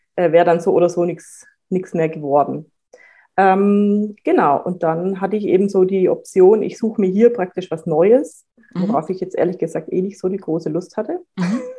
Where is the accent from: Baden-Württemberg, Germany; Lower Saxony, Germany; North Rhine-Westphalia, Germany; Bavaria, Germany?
Baden-Württemberg, Germany; Reutlingen; moved away as an adult; now in Franconia, Germany; Ich bin eigentlich ähm, aus Schwaben